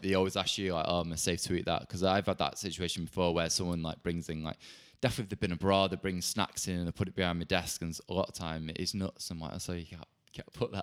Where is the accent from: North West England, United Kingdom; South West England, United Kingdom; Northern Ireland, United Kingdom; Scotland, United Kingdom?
North West England, United Kingdom; Bolton; now in London, United Kingdom; I'm from Bolton